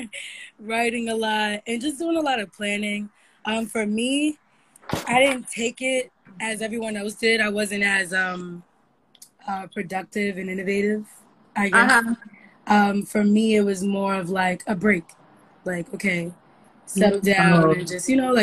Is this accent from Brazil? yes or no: no; New York City, New York, United States; I lived a very normal childhood. I'm from Harlem. I went to a public school